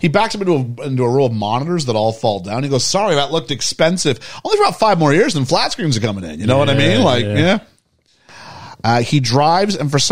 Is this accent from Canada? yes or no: yes; Canada; As a Canadian